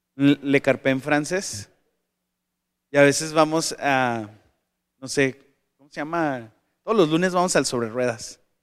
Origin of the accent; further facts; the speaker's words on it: Tijuana, Baja California, Mexico; also born or lived in Sonora; soy tijuanense y mexicano